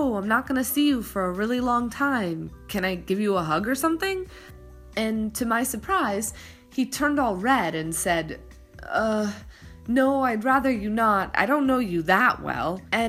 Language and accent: English; United States; moved away as an adult; now in France; as an American, waiting in line to give people kisses is kind of weird